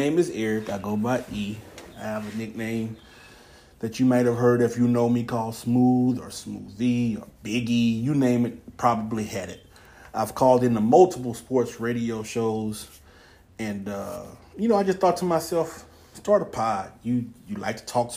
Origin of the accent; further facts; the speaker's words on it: Houston, Texas, United States; moved away; I'm from Houston, so therefore I'm a Houston Texans fan.